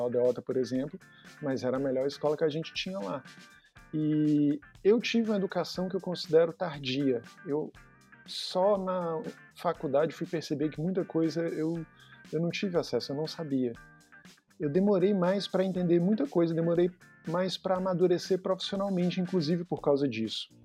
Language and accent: Portuguese; Fortaleza, Ceará, Brazil; eu fui muito privilegiado crescendo na Barra do Ceará